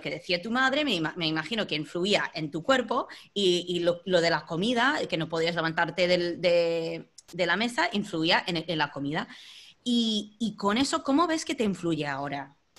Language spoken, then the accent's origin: Spanish; United States; Spanish is a second language; now in Spain; soy estadounidense